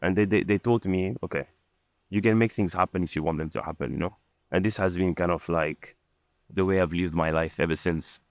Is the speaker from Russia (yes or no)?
no; France; also born or lived in Lebanon; now in Dubai, United Arab Emirates; I was born in Lebanon, and I grew up in, in France